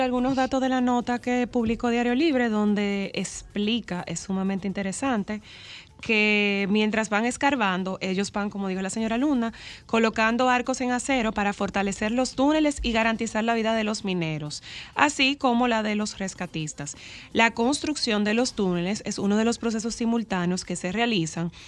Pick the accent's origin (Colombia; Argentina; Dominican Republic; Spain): Dominican Republic; nosotros como dominicanos